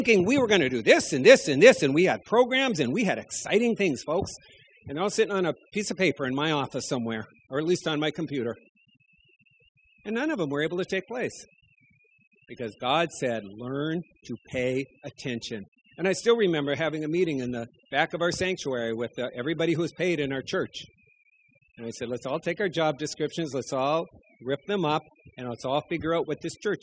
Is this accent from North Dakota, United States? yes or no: yes; North Dakota, United States; moved away; also born or lived in Fort Wayne, Indiana; I was going home to see my parents